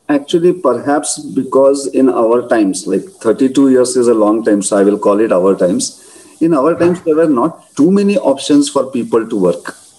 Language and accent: English; Belgaum, Karnataka, India; My Belgaum is my hometown.